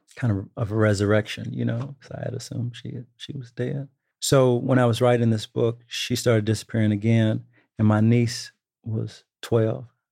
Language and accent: English; Dallas, Texas, United States; moved away; I'm from Texas